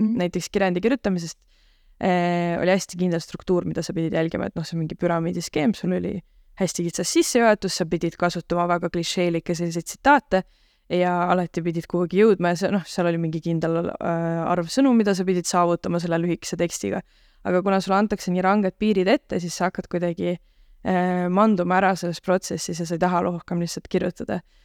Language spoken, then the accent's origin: Estonian; Tallinn, Harju County, Estonia; moved away as an adult; now in Tartu, Estonia; mina olen Tallinnast pärit